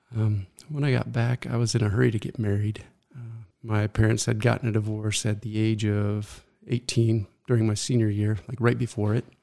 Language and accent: English; Mesa, Arizona, United States; I was born right here in Mesa, Arizona